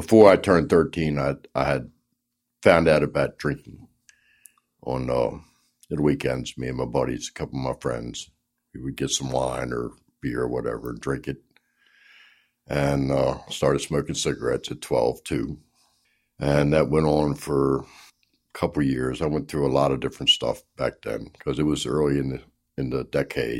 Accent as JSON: {"language": "English", "town": "Baltimore", "region": "Maryland", "country": "United States", "tie": "born or raised there", "said": "I was born in Baltimore"}